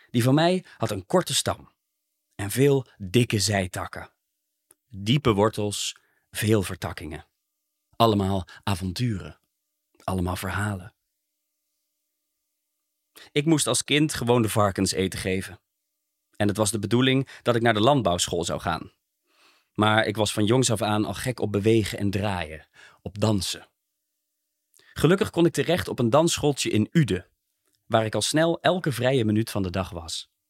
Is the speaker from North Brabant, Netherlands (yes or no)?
yes; Zeeland, North Brabant, Netherlands; born there; Ik woon hier zelf in de buurt, maar ik ben in 1959 geboren in Zeeland, een dorpje in Brabant, niet de provincie. Mijn familie woont al generaties lang op die boerderij.